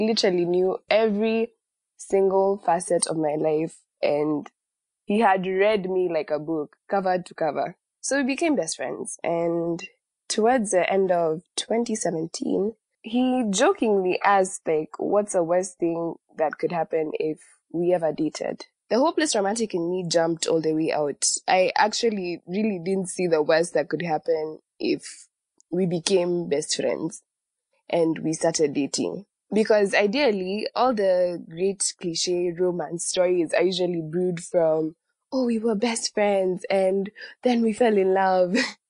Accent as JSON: {"language": "English", "region": "Nairobi", "country": "Kenya", "said": "I am from Nairobi, Kenya"}